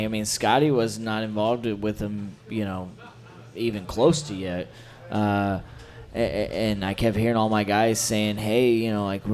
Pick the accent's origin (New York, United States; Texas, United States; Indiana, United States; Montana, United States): Indiana, United States; I'm from Indiana, and I've worked for different companies in Indiana.